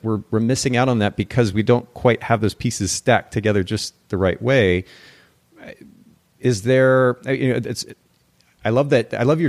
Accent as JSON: {"language": "English", "country": "Japan", "tie": "born or raised there", "lives_now": "United States", "said": "I don't think this is much a thing here in the States, but I grew up in Japan"}